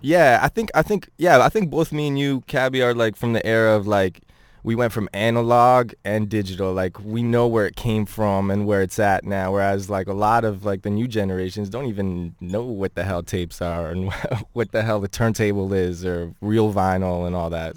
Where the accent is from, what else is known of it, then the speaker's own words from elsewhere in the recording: Ottawa, Ontario, Canada; I grew up in Ottawa, um, for more, m, like, most of my high school life